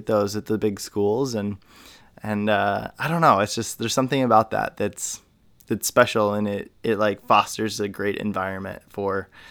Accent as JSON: {"language": "English", "region": "Indiana", "country": "United States", "tie": "born or raised there", "said": "grew up in a small town as well in Indiana"}